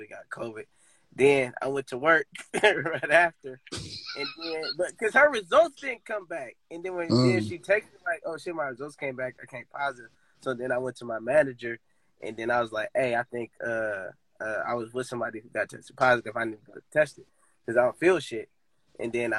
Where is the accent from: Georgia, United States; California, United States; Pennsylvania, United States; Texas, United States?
California, United States; Oakland; I'm from West Oakland